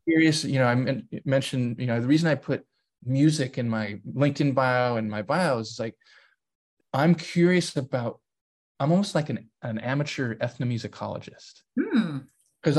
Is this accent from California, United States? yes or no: yes; San Diego, California, United States; we grew up in San Diego